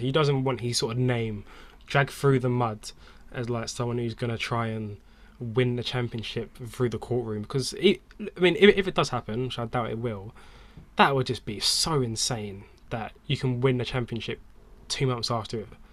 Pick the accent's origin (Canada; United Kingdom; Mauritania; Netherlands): United Kingdom; we're British